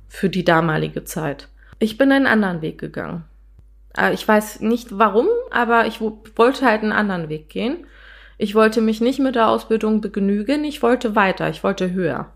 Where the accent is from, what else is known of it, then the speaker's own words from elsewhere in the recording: Berlin, Germany; Ich bin gebürtige Deutsche, eigentlich gebürtige Berlinerin und habe türkische Wurzeln